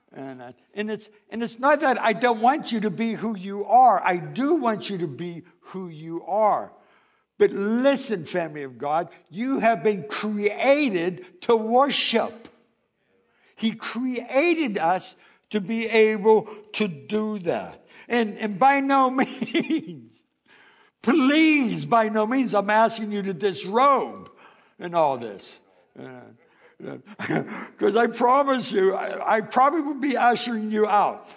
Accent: Pittsburgh, Pennsylvania, United States; I grew up in Pittsburgh

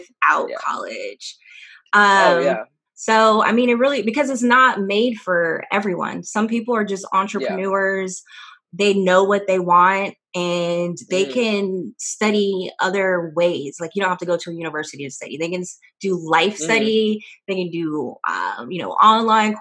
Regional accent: California, United States; moved away as an adult; also born or lived in Houston; I left home. I was from California. Went to a historically Black college in Houston

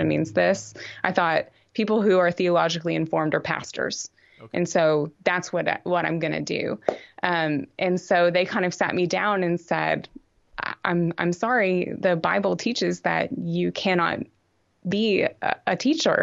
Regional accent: Texarkana, United States; I'm from Texarkana, which is on the Texas-Arkansas border.

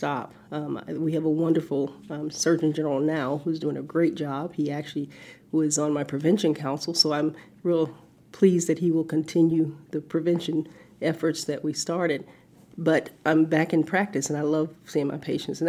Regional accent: the South, United States; growing up in the South

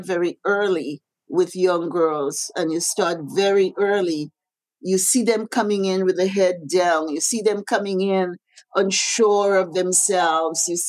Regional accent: Grenada; now in Canada; when I was growing up in Happy Hill

